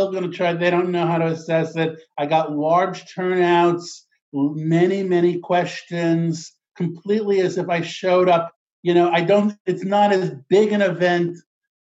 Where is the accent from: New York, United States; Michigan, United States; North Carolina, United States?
New York, United States; I'm Jewish from New York, the world's biggest Jewish city